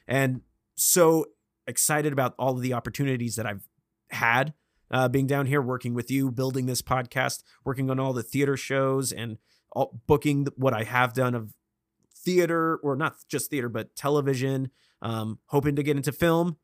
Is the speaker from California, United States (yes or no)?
yes; Vacaville, California, United States; now in Los Angeles, United States; I am from Vacaville, California